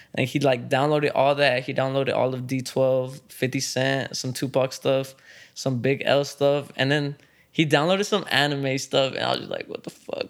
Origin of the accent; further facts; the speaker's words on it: Dallas, Texas, United States; growing up in Dallas, especially if you're actually growing up in Dallas, like, East Dallas